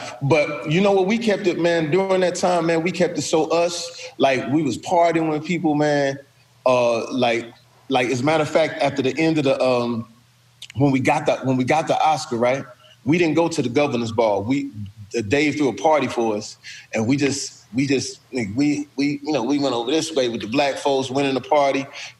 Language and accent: English; Texas, United States; I'm straight from Texas, Steve. I didn't know L.A.